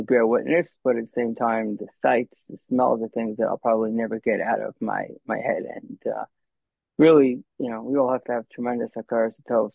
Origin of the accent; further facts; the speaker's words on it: United States; also born or lived in Israel; I lived in Israel for a few years, but I was born and raised in America